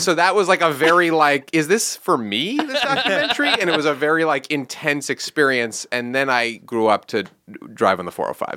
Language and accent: English; New York, United States; I'm from New York